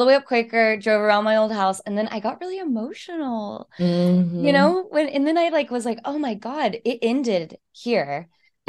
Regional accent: Lubbock, Texas, United States; moved away; where are you from originally? And I was like, Lubbock.

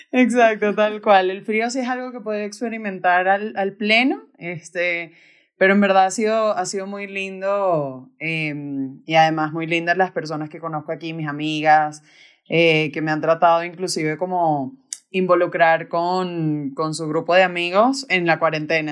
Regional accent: Caracas, Capital District, Venezuela; now in Bogotá, Colombia; soy de Venezuela, de Caracas, y tengo 28 años. Ahorita, ahorita vivo aquí en, en Bogotá

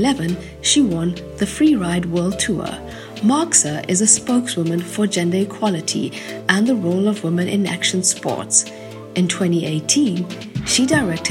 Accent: Durban, KwaZulu-Natal, South Africa; now in Bonn, Germany; I was born in South Africa, raised on the East Coast in a small, sleepy city called Durban, but now I live in Bonn, the former capital of Germany

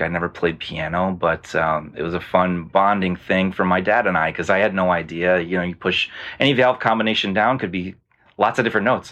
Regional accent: Rochester, New York, United States; I grew up in Rochester, New York

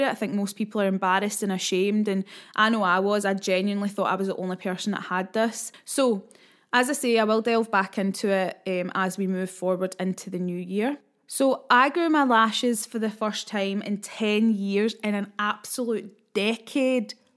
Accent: Scotland, United Kingdom; being Scottish

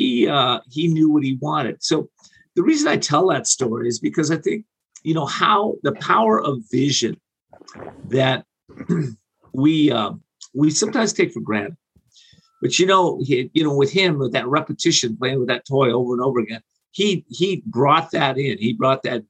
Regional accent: Whittier, California, United States; Whittier, California is where I grew up. For about 21 years, a little suburb of Los Angeles.

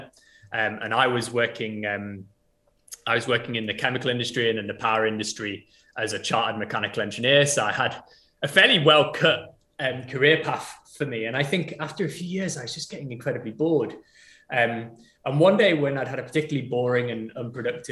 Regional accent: United Kingdom; we're British

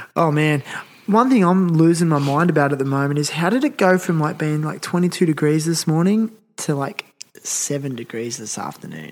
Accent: Nowra, New South Wales, Australia; I'm from Nowra. I was born there.

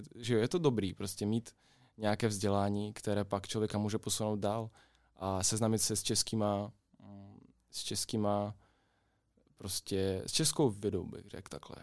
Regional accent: Kryve Ozero, Mykolaiv Oblast, Ukraine; Czech is a second language; now in Plzeň, Czechia; já jsem z Ukrajiny, z jižní části, z takové malé vesničky. To má jméno Křivé jezero

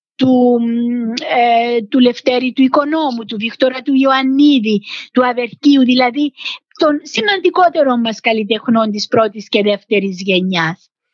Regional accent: Nicosia, Nicosia District, Cyprus; also born or lived in Geneva, Switzerland; είμαι ε, Κύπρια

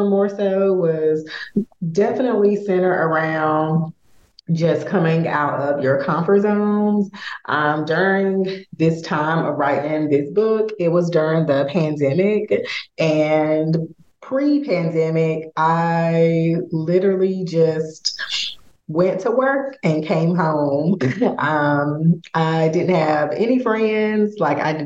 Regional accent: Raleigh, North Carolina, United States; moved away as an adult; now in St. Louis, United States; I am originally from Raleigh, North Carolina, which is about 1,000 miles away. So just transitioning here to St. Louis

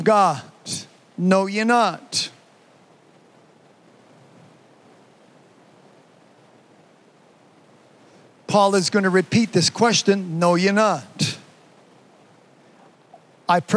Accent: Canada; I'm Canadian

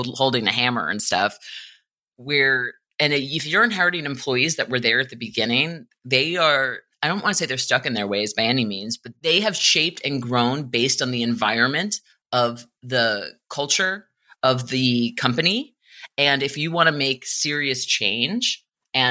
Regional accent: New York City, New York, United States; I grew up in New York City.

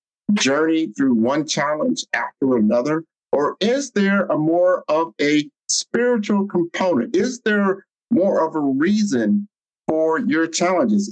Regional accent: Omaha, Nebraska, United States; I grew up in Omaha, Nebraska.

